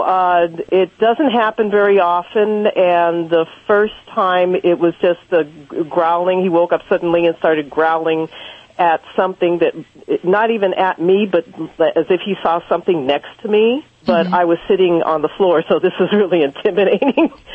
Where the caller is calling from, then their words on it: Los Angeles, California, United States; I'm calling from Los Angeles